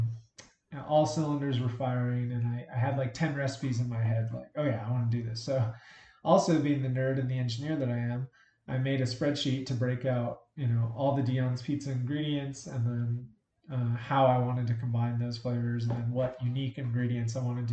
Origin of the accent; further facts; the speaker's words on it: Albuquerque, New Mexico, United States; I was born and raised in Albuquerque, New Mexico